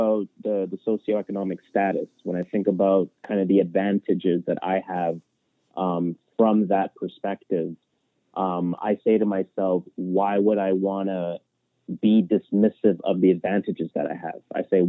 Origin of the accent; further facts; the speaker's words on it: Toronto, Ontario, Canada; yeah, I'm from Rexdale, which is a quote unquote hood in Toronto. Yeah, I'm from Rexdale, but I live in the houses.